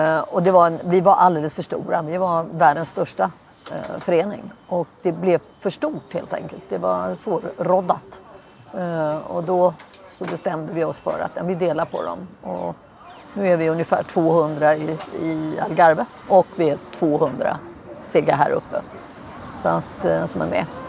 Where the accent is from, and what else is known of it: Sweden; moved away as an adult; now in Lisbon, Portugal